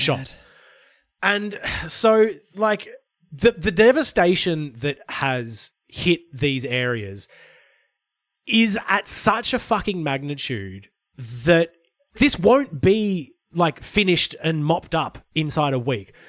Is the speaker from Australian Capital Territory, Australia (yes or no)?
no; Brisbane, Queensland, Australia; moved away; also born or lived in Lismore, Northern Rivers, New South Wales; I grew up in Brisbane before moving to the Northern Rivers and then spending more time in Brisbane